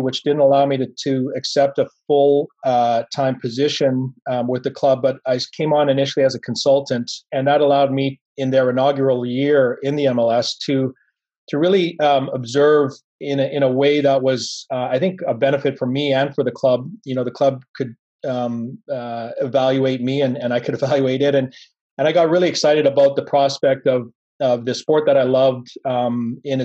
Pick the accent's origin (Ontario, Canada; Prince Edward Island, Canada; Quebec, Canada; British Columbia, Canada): British Columbia, Canada; Vancouver; growing up in Vancouver and being immersed in that sort of high performance environment